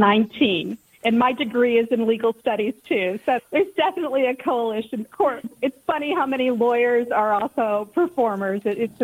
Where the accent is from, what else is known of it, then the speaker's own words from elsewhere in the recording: St. Charles, Missouri, United States; I grew up in the St. Louis area. I was born and raised in St. Charles and started dancing school when I was 3